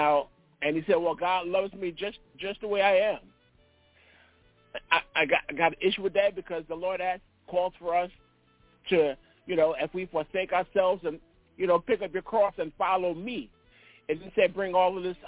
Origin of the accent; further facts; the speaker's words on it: New York, United States; moved away; I'm from New York